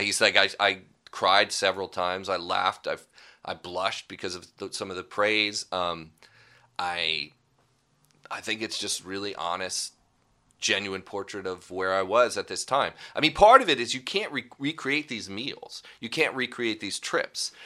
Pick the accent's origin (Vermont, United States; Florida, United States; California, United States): California, United States; Pasadena; also born or lived in San Marino, California; I grew up in Los Angeles, Pasadena, really